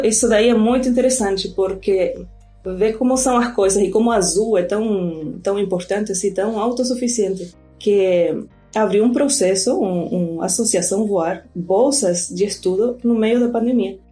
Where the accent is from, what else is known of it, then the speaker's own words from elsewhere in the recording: Rosario, Santa Fe, Argentina; Portuguese is a second language; now in Recife, Brazil; eu sou argentina, né? sou de Rosário, lá na Argentina.